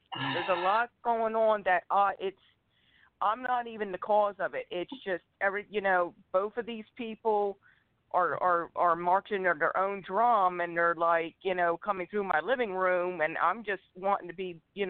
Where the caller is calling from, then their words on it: Pennsylvania, United States; I'm calling from Pennsylvania.